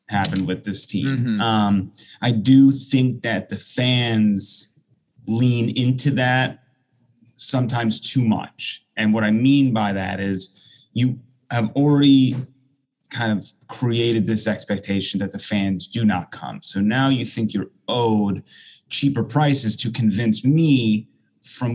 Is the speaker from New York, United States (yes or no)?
yes; Long Island, New York, United States; now in Tampa Bay area, United States; when I grew up on Long Island, going to Shea Stadium or City Field, I mean, that's a 30, 35 minute drive